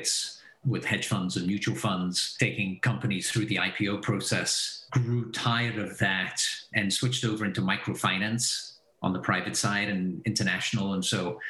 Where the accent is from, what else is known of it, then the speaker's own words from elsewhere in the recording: Belgium; moved away as an adult; also born or lived in England / Texas / San Francisco / New York; now in Silicon Valley, United States; I was born in Belgium, so I'm Belgian originally. My mother's English, my dad's Belgian. Went to school in Belgium